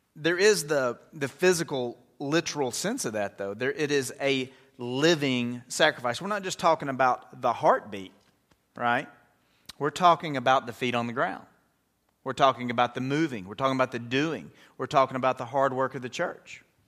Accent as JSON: {"language": "English", "country": "United States", "said": "as Americans"}